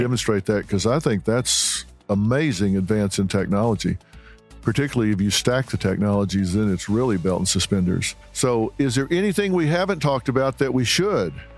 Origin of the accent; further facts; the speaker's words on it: the South, United States; I was raised in the South, in Southern Baptists